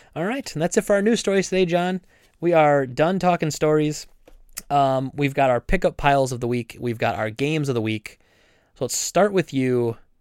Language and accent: English; United States; I'm an American.